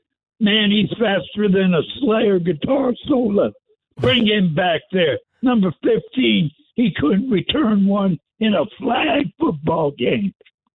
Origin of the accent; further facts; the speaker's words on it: Washington, District of Columbia, United States; born there; I was born in Washington, D.C., all right? We ain't in North Carolina.